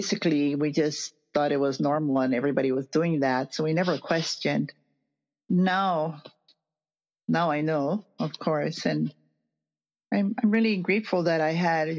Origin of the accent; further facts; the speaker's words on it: Honolulu, Hawaii, United States; also born or lived in Hilo, Hawaii; now in Waianae, United States; born in Hilo. And my parents moved to Oahu when I was 5 because my father couldn't get a job.